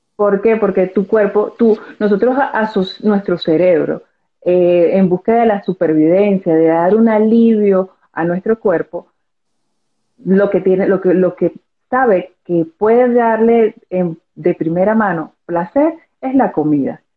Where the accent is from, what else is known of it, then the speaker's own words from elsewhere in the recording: Venezuela; soy venezolana